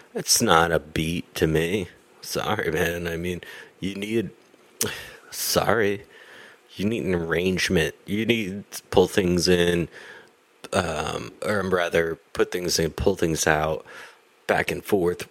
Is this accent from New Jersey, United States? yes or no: yes; New Jersey, United States; also born or lived in Boston; I'm from New Jersey, and we make, we make pizza